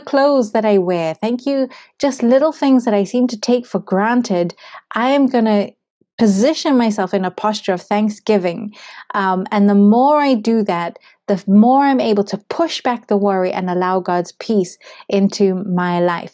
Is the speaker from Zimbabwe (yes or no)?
yes; Zimbabwe; moved away; I come from Zimbabwe